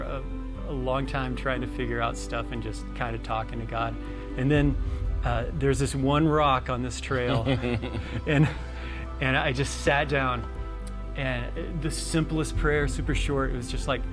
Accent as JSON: {"language": "English", "region": "Central Texas", "country": "United States", "tie": "born or raised there", "moved": "as an adult", "said": "Originally, I was born and mostly raised in Central Texas"}